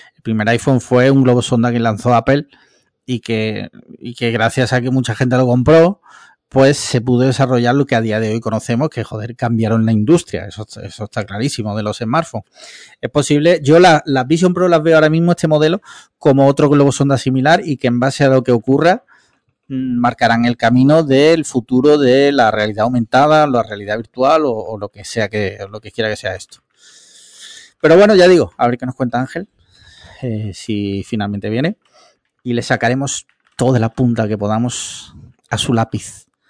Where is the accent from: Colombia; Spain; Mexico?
Spain; Andalusia; Lo fui de chico porque en Andalucía de pequeño yo creo que todos hemos sido cofrades